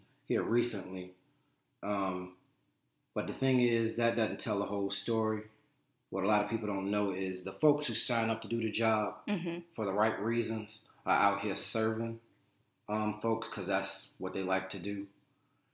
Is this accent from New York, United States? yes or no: no; Richmond, Virginia, United States; I grew up in Richmond, Virginia, well, Henrico County, which, you know, is on the border of Richmond